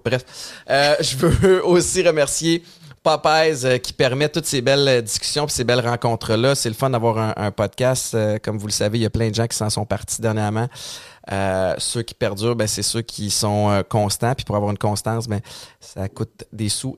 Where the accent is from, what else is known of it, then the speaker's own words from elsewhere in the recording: Montérégie, Quebec, Canada; On est quelque part en Montérégie.